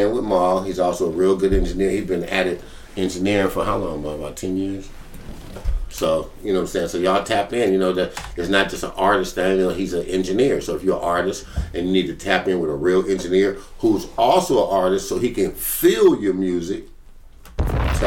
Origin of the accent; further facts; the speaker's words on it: California, United States; I'm from California